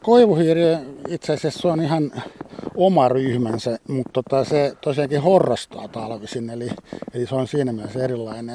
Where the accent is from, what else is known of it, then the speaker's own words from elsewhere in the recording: Espoo, Uusimaa, Finland; Mä itse vietin nuoruuteni Espoossa